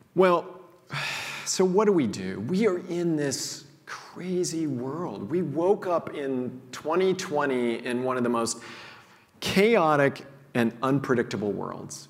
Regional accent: Missouri, United States; I grew up in a small town in Missouri

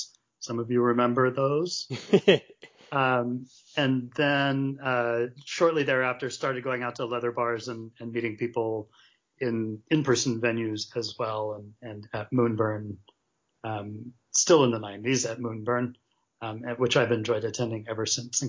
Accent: Los Angeles, California, United States; I grew up in Los Angeles, where I still live.

